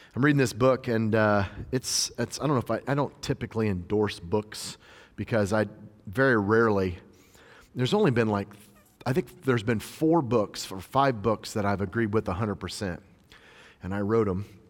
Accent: just outside Nashville, Tennessee, United States; my hometown where I'm ministering in just outside Nashville

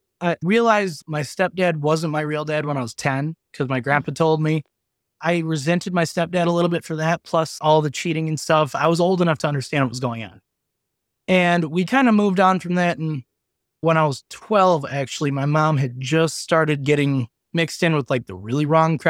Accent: Lynxville, Wisconsin, United States; I went back to my hometown area, which is Lynxville, Wisconsin. It's 124 people. There's 3 bars.

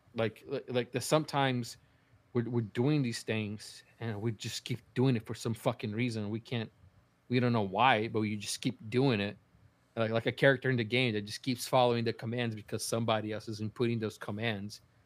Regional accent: Brazil; moved away; I was growing up in Brazil

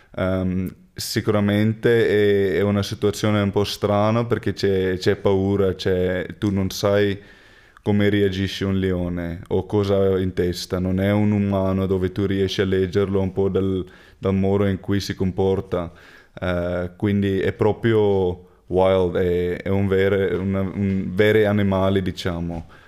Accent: Cape Town, Western Cape, South Africa; Italian is a second language; now in Treviso, Italy; io ho cresciuto su, sulle fattorie di vino

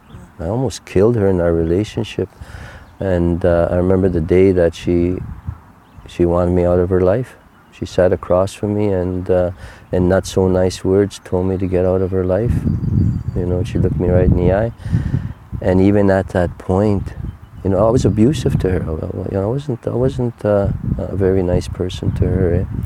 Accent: Canada; first language Cree; English is a second language; My first language is Cree.

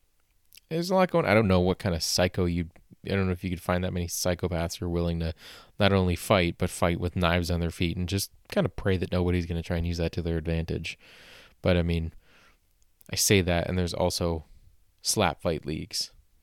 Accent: Canada; I think I've disgraced myself as a Canadian enough for one day

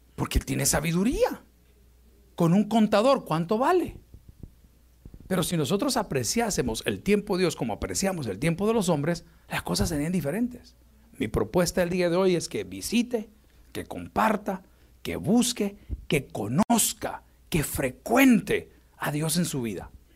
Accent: El Salvador; mi país, El Salvador

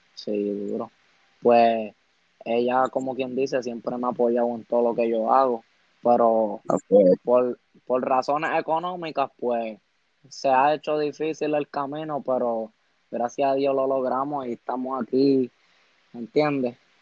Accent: San Juan, Puerto Rico; Pues tengo 17 años

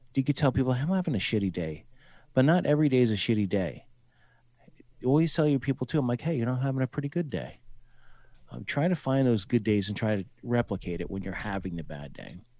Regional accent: New Jersey, United States; moved away as an adult; also born or lived in Colorado / Fort Hood, Texas / Owatonna, Minnesota / Mankato, Minnesota; I'm from New Jersey originally

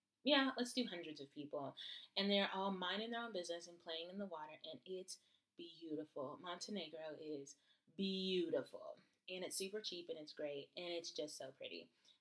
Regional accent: United States; Yes, I am. I'm from America.

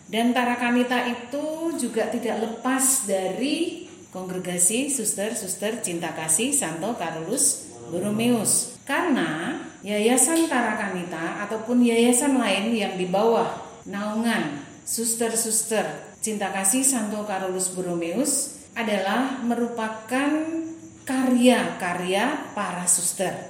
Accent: Kupang, East Nusa Tenggara, Indonesia; moved away; Saya dari Kupang. Lalu ke Jogja tahun 89 untuk mengikuti pembinaan yang ada di sana.

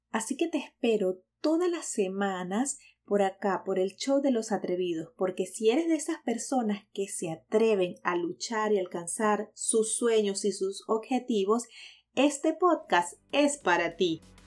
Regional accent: Venezuela; moved away as an adult; now in United States; soy venezolana

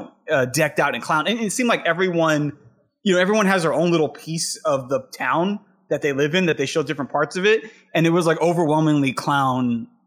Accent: San Jose, California, United States; where we grew up in San Jose, which is a bit more metropolitan, if not suburban.

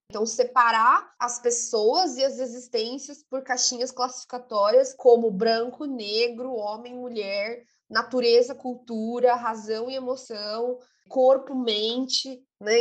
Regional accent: São Paulo, Brazil; eu sou de Taquera. Itaquera, Zona Leste

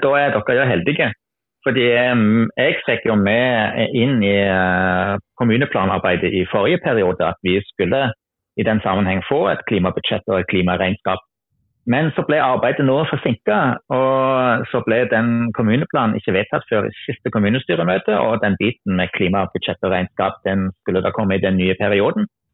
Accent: Germany; Norwegian is a second language; moved away as an adult; also born or lived in Randaberg, Norway; now in Norway; er jeg opprinnelig tysker, men har bodd i Norge i ja, 21 år snart

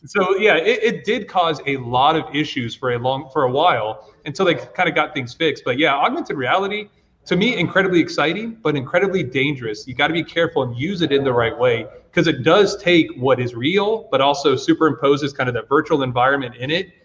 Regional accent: Georgia, United States; now in Virginia, United States; I'm originally from Georgia, not Virginia

